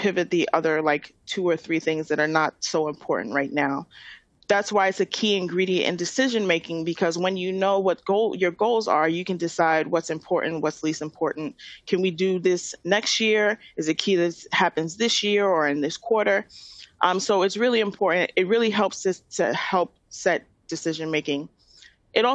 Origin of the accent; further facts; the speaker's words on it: New York City, New York, United States; I'm from Queens, and I'm a born and raised New Yorker.